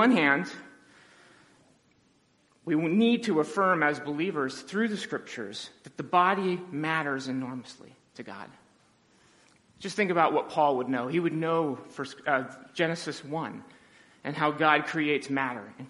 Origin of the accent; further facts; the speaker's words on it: Southern California, United States; moved away; the church I grew up in Southern California.